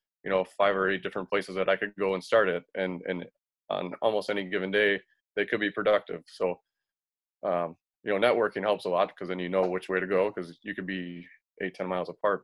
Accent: Racine, Wisconsin, United States; now in Chicago, United States; I was born and raised in Racine. I live in Chicago now.

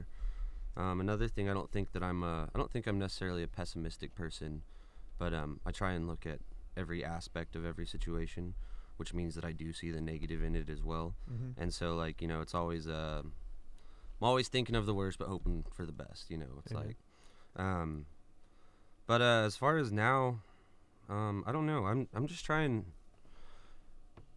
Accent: Farmington, New Mexico, United States; now in Tyler, United States; I'm originally from Farmington, New Mexico

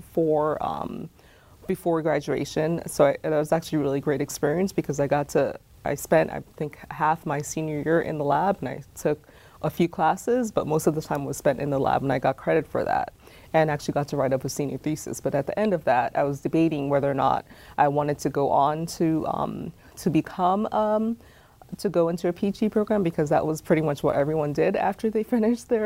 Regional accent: Perth Amboy, New Jersey, United States; also born or lived in Jamaica / California; now in Indiana, United States; I grew up in Perth Amboy, New Jersey, which is an urban city that's in central New Jersey

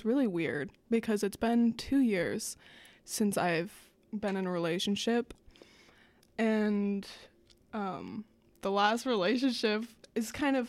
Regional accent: Omaha, Nebraska, United States; I am from Omaha.

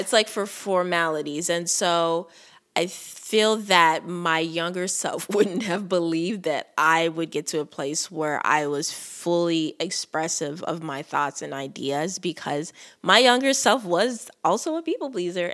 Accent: Nigeria; being a Nigerian woman

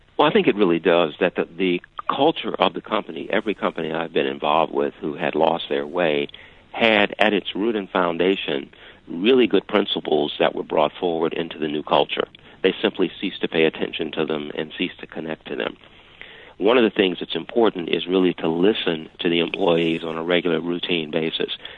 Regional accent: Chicago, Illinois, United States; I grew up in Chicago.

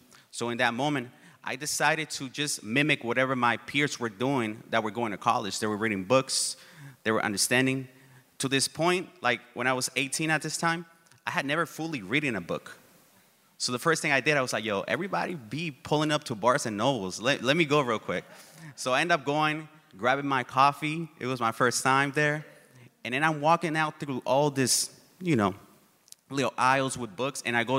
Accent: Oakland, California, United States; English is a second language; also born or lived in Uruapan, Michoacán, Mexico / Tucson, Arizona; I grew up in East Oakland, and I don't know if people are familiar with East Oakland, but it's a beautiful place, but it's also really tough.

